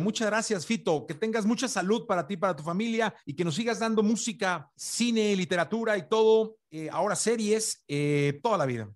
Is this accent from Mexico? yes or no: yes; Mexico; yo como mexicano